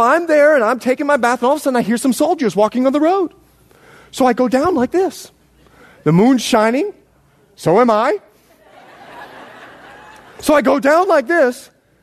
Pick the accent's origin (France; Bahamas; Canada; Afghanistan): Bahamas; moved away; also born or lived in Florida, United States / Montana, United States; I was born in the Bahamas, raised there and Florida